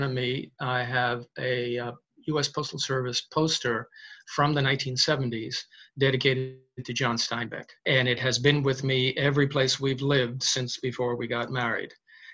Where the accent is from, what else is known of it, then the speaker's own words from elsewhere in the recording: Hoboken, New Jersey, United States; also born or lived in Weehawken; now in Montclair, United States; I'm originally from Hoboken.